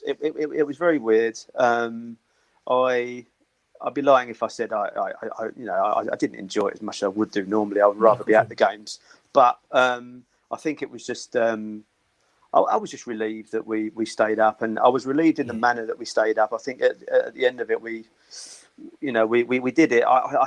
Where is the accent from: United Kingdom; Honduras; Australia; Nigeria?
United Kingdom; Upney, London; born there; Basically, I was born in Upney Hospital.